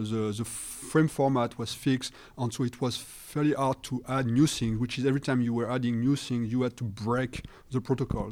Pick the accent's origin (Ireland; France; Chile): France; accent: French; English is a second language; I apologize for my accent, you know, I'm being French